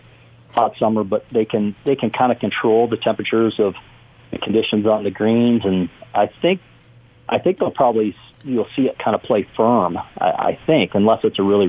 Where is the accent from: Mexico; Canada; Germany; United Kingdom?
Canada; moved away; growing up in Canada